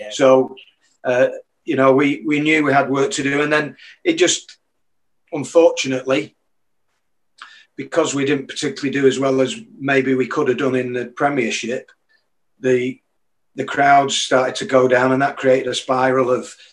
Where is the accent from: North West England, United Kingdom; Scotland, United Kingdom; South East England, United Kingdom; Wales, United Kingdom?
North West England, United Kingdom; Manchester; I would have wanted Man United to win it, because obviously they were my hometown club